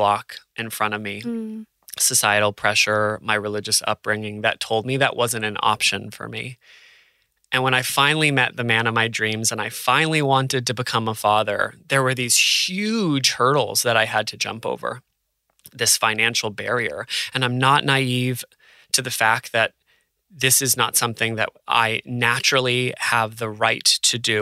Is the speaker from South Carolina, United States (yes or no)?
no; New Hampshire, United States; moved away as an adult; also born or lived in New York / Los Angeles; now in Australia; I'm from New Hampshire